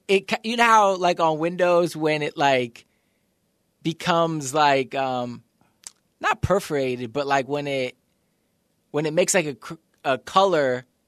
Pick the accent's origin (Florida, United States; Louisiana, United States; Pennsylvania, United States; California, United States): Florida, United States; The town I grew up in Florida